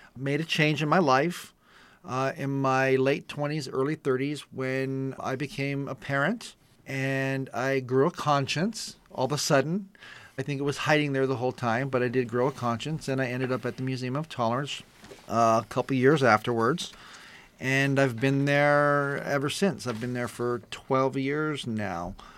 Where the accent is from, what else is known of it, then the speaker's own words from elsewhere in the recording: East San Gabriel Valley, California, United States; I grew up in the East San Gabriel Valley area in a predominantly Anglo neighborhood